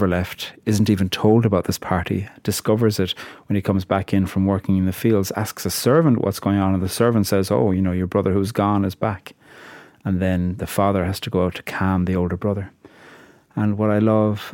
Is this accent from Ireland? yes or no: yes; Ireland; I'm a poet from Ireland.